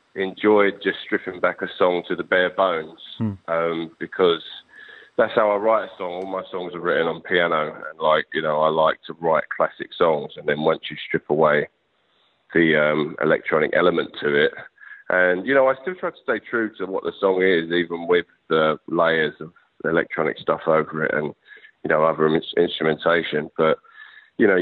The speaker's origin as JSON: {"language": "English", "country": "United Kingdom"}